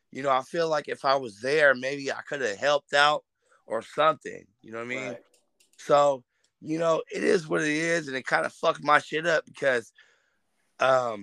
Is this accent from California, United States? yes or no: yes; Richmond, California, United States; I'm a cat from Richmond